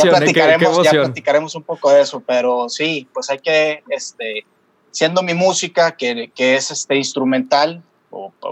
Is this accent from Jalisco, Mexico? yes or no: no; Torreón, Coahuila, Mexico; moved away as an adult; now in Guadalajara, Mexico; me tomó desde los 23 años, que yo me salí de la ciudad de Torreón para llegar a Guadalajara